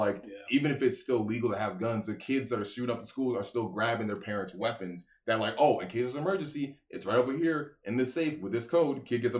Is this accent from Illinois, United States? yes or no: yes; Chicago, Illinois, United States; oh, Chicago.